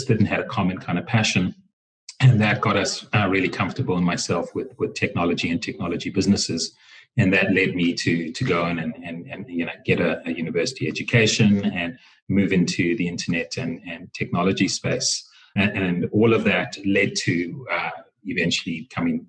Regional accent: Harare, Zimbabwe; now in Johannesburg, South Africa; I come from Zimbabwe originally. I was born in Harare, and I grew up there

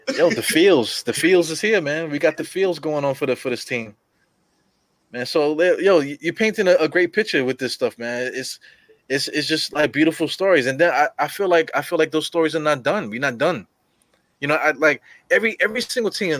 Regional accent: New York City, New York, United States; I'm from Brooklyn, East New York

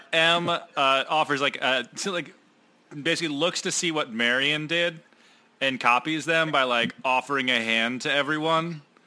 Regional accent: United Kingdom; I am British. I can't do accents.

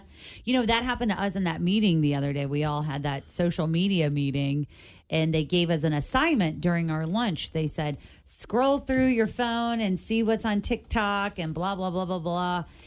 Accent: Covington, Kentucky, United States; I grew up in Covington

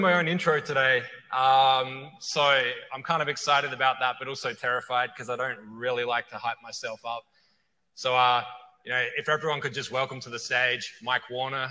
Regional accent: Adelaide, South Australia, Australia; moved away as an adult; now in California, United States; playing local bars and venues in my hometown in Adelaide, Australia

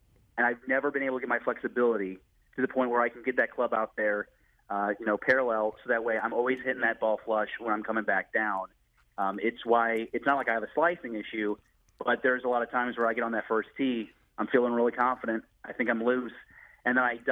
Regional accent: St. Louis, Missouri, United States; I grew up born and raised in St. Louis

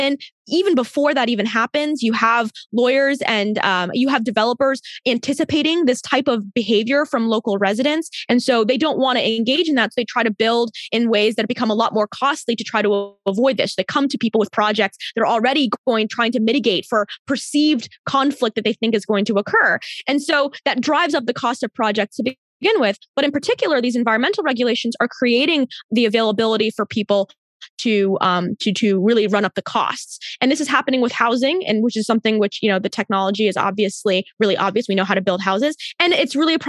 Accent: Maryland, United States; I grew up in Maryland

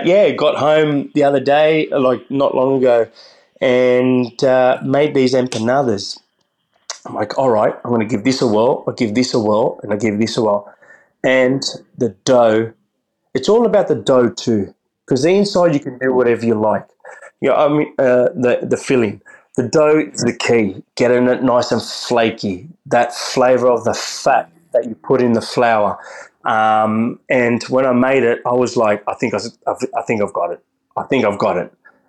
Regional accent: Australia; also born or lived in Concepción, Chile; Yeah, I was born in Chile, in Concepcion, when I was one. You know, and dad moved us to Australia and took the whole family

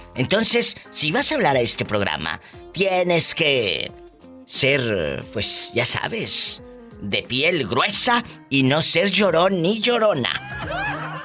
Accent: Mexico; Desde México, mi México lindo y querido, mi tierra, mi país

